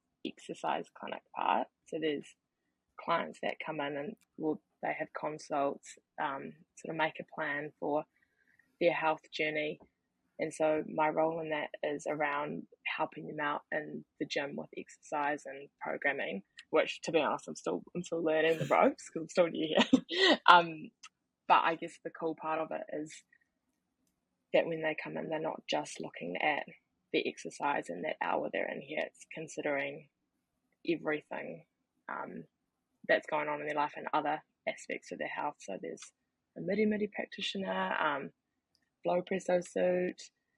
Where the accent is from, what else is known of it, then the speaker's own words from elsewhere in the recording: Kirikiri, New Zealand; Kia ora everyone … I'm from Kirikiri, and yeah, thanks for having me on here today.